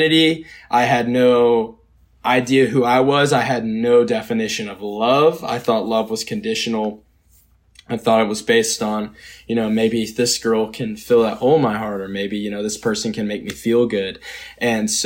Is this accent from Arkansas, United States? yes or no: no; Georgia, United States; I grew up in Georgia. I grew up in the Bible Belt